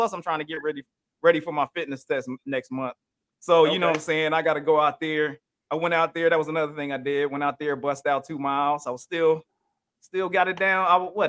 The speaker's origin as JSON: {"language": "English", "region": "Ohio", "country": "United States", "tie": "born or raised there", "also_born_or_lived": "Indiana", "said": "No, I was born in Indiana and lived in Ohio for up until I graduated."}